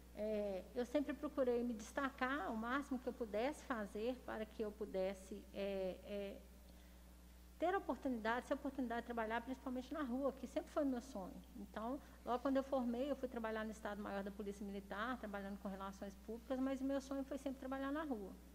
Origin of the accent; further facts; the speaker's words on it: Belo Horizonte, Minas Gerais, Brazil; moved away as an adult; now in Lagoa Santa, Brazil; Eu nasci em Belo Horizonte